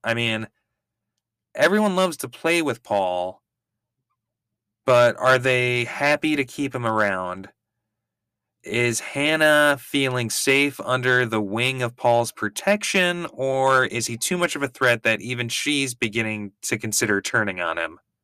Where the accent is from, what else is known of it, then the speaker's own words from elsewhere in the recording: Minnesota, United States; I'm from Minnesota.